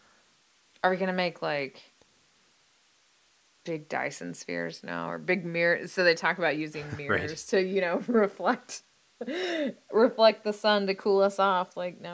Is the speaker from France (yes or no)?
no; United States; I'm an American